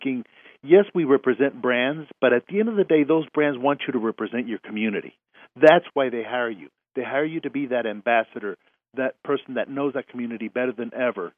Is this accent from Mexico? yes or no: yes; Mexico City, Mexico; now in Houston, United States; I was raised in Mexico City